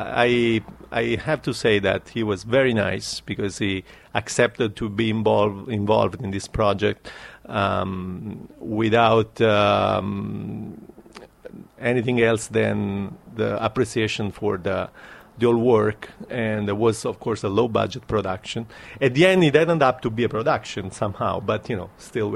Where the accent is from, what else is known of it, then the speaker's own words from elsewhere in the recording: Naples, Campania, Italy; my own town is Naples